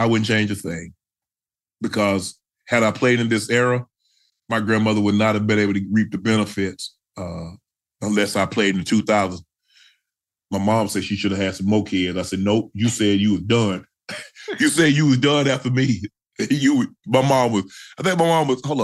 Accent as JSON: {"language": "English", "region": "Georgia", "country": "United States", "said": "I'm from Georgia"}